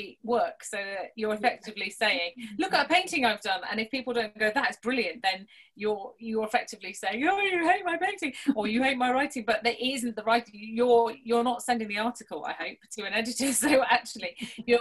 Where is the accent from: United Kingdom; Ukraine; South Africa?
United Kingdom; Kent, South East England; moved away as an adult; also born or lived in Wales / West Yorkshire; now in Huddersfield, United Kingdom; I'm from Kent originally